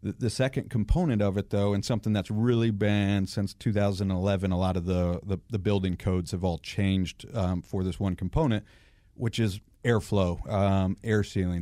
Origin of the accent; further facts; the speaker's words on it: Atlanta, Georgia, United States; also born or lived in Michigan; I've been here uh, since I was nine